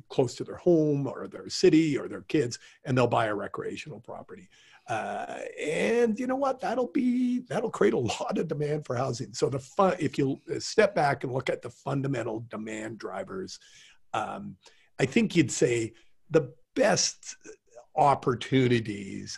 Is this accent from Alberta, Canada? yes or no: yes; Calgary, Alberta, Canada; moved away; I'm from Calgary originally